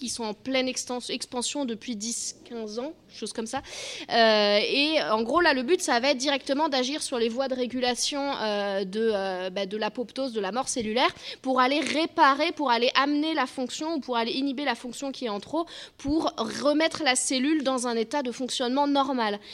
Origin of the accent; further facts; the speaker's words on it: Bordeaux, Nouvelle-Aquitaine, France; je suis de Bordeaux, pas très loin